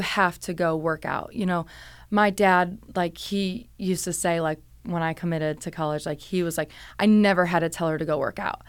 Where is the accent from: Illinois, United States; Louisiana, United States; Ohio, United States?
Ohio, United States; Cleveland; moved away as an adult; also born or lived in Pittsburgh; I'm from Cleveland, Ohio